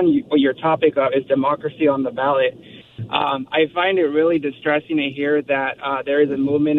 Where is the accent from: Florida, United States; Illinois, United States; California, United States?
California, United States; Southern; And growing up in Southern California, I've seen this state really go in the wrong direction in the last couple decades.